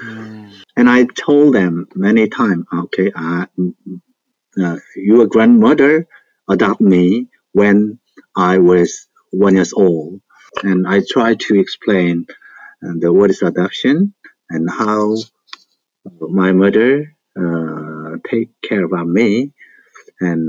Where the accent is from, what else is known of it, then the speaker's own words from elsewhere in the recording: Gwangju, South Korea; English is a second language; I was born in Gwangju in Songjeongni.